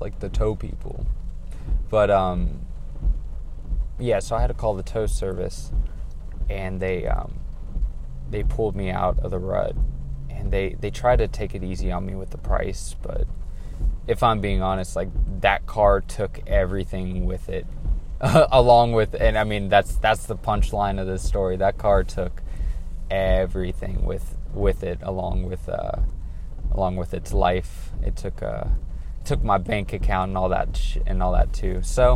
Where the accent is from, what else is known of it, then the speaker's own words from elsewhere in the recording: California, United States; I'm from California